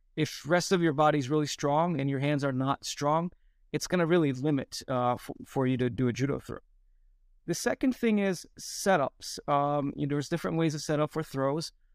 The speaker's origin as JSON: {"language": "English", "region": "Antalya", "country": "Turkey", "tie": "born or raised there", "also_born_or_lived": "United States", "moved": "as an adult", "said": "I grew up in Turkey. I was, uh, born in U S. Um, we, but we moved to Turkey for good when I was, uh, seven years old, and we stayed there"}